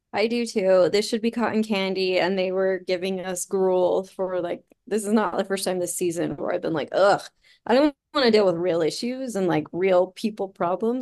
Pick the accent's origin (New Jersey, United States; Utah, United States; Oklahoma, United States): Utah, United States; now in Salt Lake County, United States; I grew up in Utah County and I live in Salt Lake County